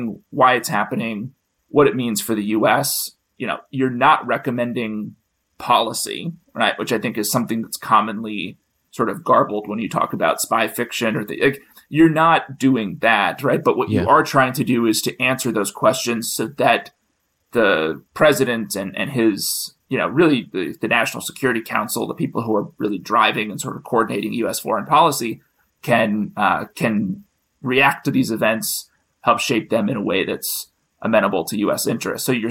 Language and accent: English; United States; as a Westerner, as an American